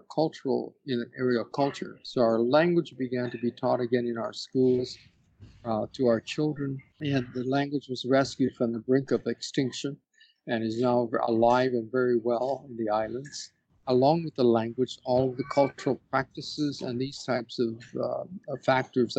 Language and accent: English; Hawaii, United States